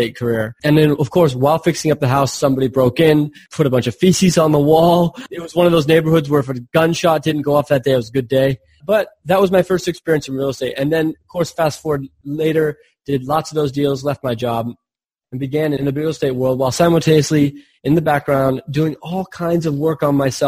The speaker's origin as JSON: {"language": "English", "area": "Silicon Valley", "region": "California", "country": "United States", "tie": "born or raised there", "said": "I grew up in Silicon Valley"}